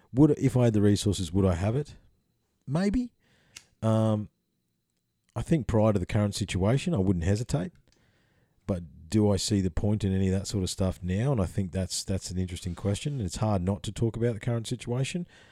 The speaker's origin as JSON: {"language": "English", "area": "Bells Beach", "region": "Victoria", "country": "Australia", "tie": "born or raised there", "said": "I grew up on Bell's Beach, um, in the summertime in Victoria"}